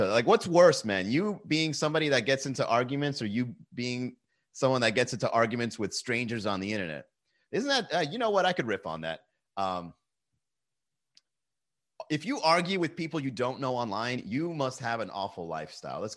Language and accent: English; Venezuela; You don't even know where El Salvador is. I'm from Venezuela, El Capo.